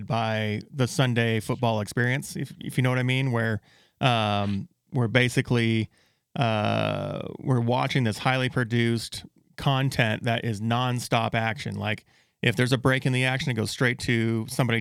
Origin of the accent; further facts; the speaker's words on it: Yuma, Arizona, United States; I was born and raised in Yuma, Arizona